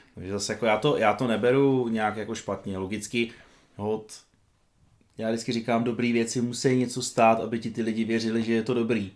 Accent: Petrkov, Vysočina Region, Czechia; also born or lived in Havlíčkův Brod; byť jsem se teda narodil v Havlbrodě, tak v podstatě většinu svého dětství jsem trávil v Petrkově, což je taková malá vesnička eh, vedle Havlíčkova Brodu

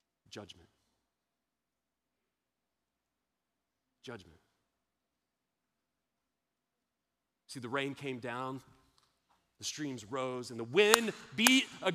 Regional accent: Austin, Texas, United States; I'm from Austin. We're a little hippie

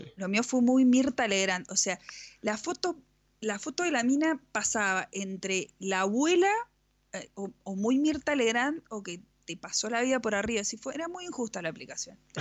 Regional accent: Mendoza, Argentina; somos de Mendoza, eh, de la República Nacional de Mendoza

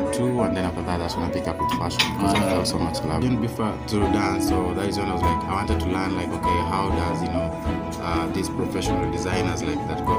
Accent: Nairobi, Kenya; I grew up in Kibera

